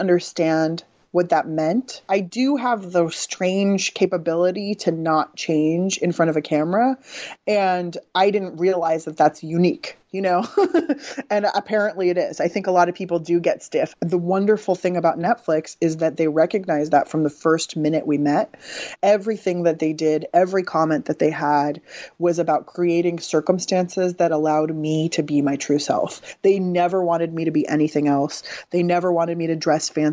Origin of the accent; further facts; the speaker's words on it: San Diego, California, United States; I grew up in San Diego